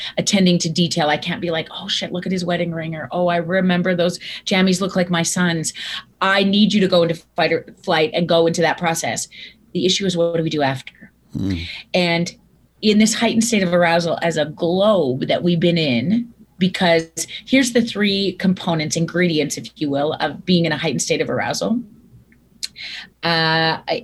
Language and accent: English; Viking, Alberta, Canada; I grew up in Viking, Alberta, Canada, home of the Seven Sutter brothers